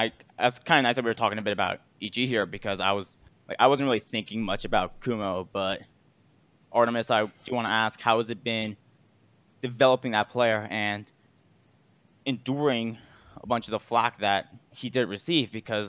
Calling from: Fort Worth, Texas, United States; I'm calling from Fort Worth, Texas.

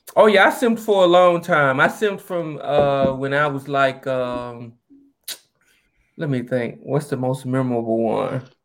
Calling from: Atlanta, Georgia, United States; I'm calling from Atlanta, Georgia.

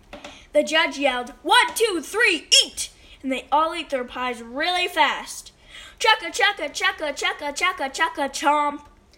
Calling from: Hawaii, United States

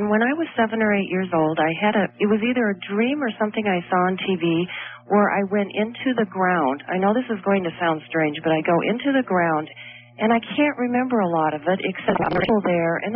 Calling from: Chicago, Illinois, United States; Hi, I'm hi from Chicago.

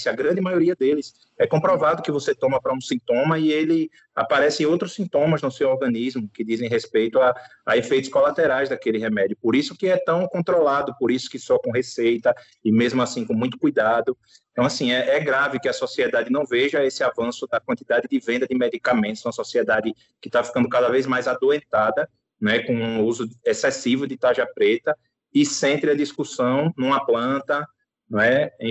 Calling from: Aracaju, Sergipe, Brazil; Eu, tudo bem, eu falo de Aracaju, Sergipe.

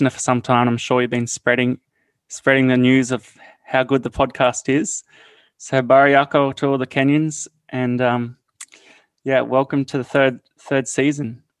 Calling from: Australia; I'm calling from Australia

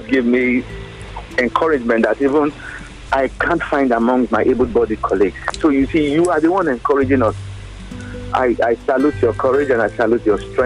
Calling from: Lagos, Nigeria; I'm calling from Abulegba right now

